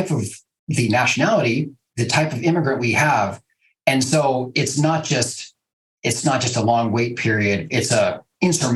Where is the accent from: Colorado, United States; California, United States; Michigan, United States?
California, United States; Cupertino; moved away as an adult; also born or lived in Hungary; now in Portland, United States; I'm an immigration lawyer who grew up in a really diverse environment in Cupertino, California